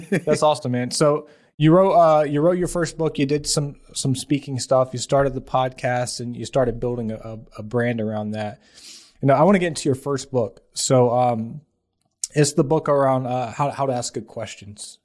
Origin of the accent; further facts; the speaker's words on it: Atlanta, Georgia, United States; I grew up in South Atlanta, uh, very poor family